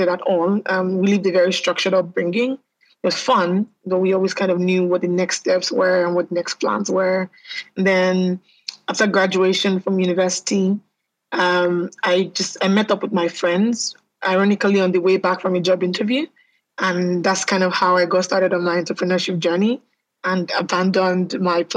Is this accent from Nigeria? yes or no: yes; Nigeria; I'm Nigerian. So I was born in Nigeria and I've lived here most of my life